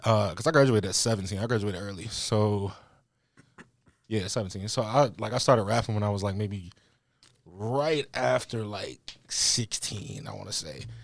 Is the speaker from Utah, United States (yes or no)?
no; Louisa, Virginia, United States; moved away as an adult; now in Richmond, United States; I grew up in the country, a place called Louisa, like, not far from here.